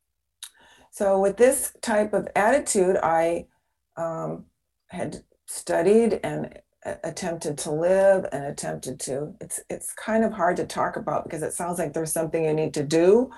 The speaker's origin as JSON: {"language": "English", "town": "Seattle", "region": "Washington", "country": "United States", "tie": "born or raised there", "moved": "as an adult", "said": "I was a neighbor of yours. I was in Seattle"}